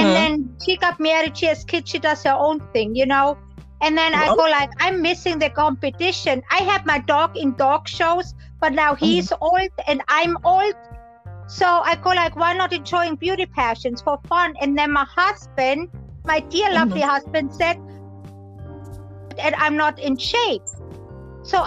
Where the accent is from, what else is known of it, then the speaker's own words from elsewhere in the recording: Germany; moved away as an adult; I grew up in Germany